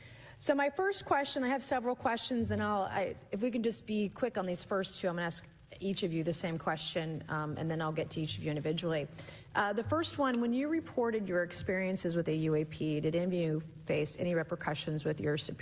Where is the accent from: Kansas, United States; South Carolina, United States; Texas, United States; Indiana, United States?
South Carolina, United States; my home state of South Carolina.